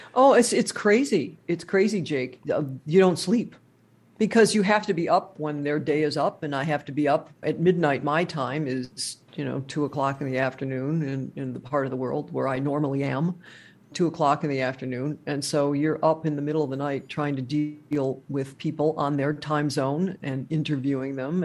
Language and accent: English; Wisconsin, United States; now in Kenosha, United States